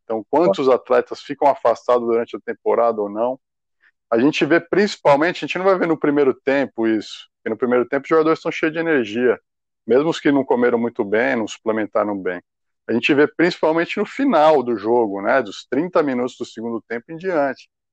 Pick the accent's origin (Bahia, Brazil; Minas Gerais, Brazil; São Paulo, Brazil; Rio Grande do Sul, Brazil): São Paulo, Brazil; Eu fui criado em São Paulo